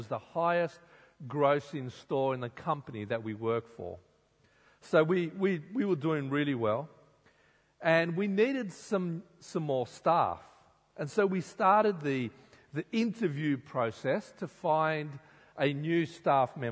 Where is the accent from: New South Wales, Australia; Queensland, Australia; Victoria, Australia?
New South Wales, Australia; Sydney; I grew up in Sydney